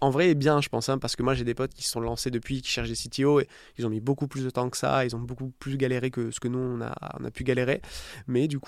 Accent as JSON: {"language": "French", "region": "south of France", "country": "France", "said": "moi, je viens du sud de la France. autour de la Méditerranée et l'été quand j'étais petit"}